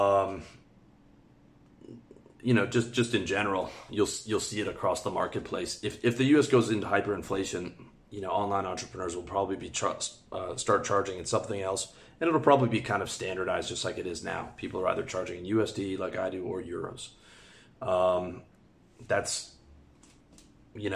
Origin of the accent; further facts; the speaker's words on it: Canada; moved away as an adult; also born or lived in Thailand; now in Georgia; The bulk of my money's in Canadian dollars because I'm Canadian.